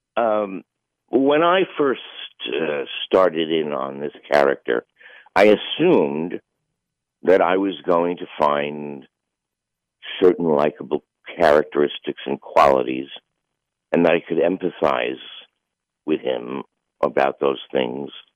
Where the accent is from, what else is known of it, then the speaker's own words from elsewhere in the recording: New York City, New York, United States; I grew up in the same little area that he did. You know, we're both from Bayside